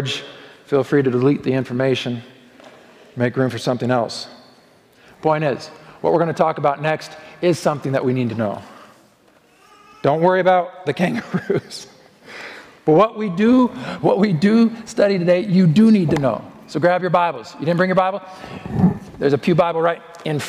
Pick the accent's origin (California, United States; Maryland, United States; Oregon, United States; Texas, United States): Oregon, United States; now in Colorado, United States; my home state of Oregon